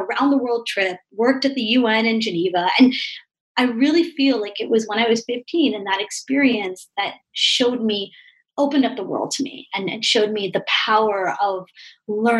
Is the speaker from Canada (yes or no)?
yes; Toronto, Ontario, Canada; I'm from Toronto, Canada